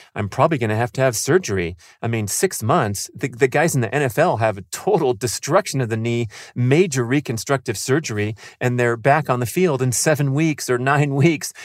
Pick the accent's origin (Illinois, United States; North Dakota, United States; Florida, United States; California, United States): California, United States; San Fernando Valley; growing up in the San Fernando Valley